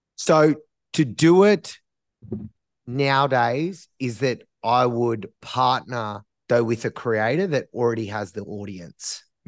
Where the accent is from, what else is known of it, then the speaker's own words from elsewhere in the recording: Australia; as Australians